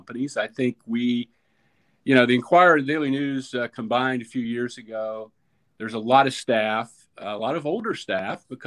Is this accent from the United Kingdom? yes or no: no; North Carolina, United States; moved away; I grew up in North Carolina.